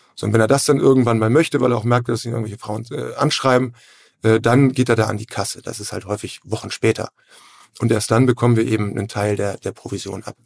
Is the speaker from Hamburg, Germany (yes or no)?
yes; Hamburg, Germany; moved away as an adult; also born or lived in Flensburg; ich komme auch aus Hamburg, äh, Hamburg-Rahlstedt